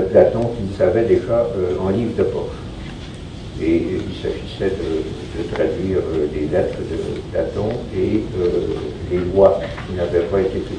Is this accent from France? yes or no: no; Quebec, Canada; vous voyez peut-être à mon accent, je ne sais pas s'il euh, est encore euh, très fort. Je suis québécois, donc je suis né euh, ici en 1946.